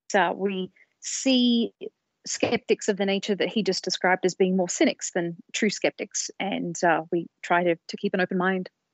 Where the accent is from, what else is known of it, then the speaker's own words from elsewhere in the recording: Sydney, New South Wales, Australia; moved away as an adult; now in United States; I come from Australia originally. I've been in the States for a couple of decades now, but where I grew up was in Sydney